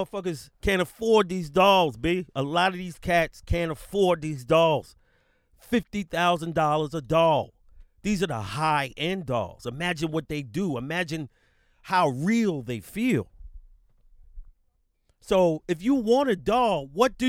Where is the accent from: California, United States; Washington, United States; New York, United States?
New York, United States; New York City; I'm from New York City, B.